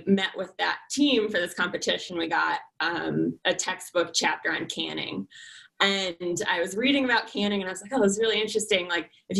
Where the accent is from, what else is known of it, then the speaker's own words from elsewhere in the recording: Connecticut, United States; moved away as an adult; now in Colorado, United States; Originally, I'm from Connecticut. Grew up there